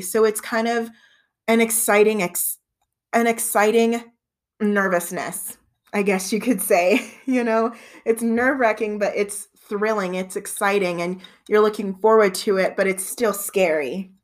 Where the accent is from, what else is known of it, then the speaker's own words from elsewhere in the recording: Southern Colorado, United States; I've been born and raised in Southern Colorado my entire life.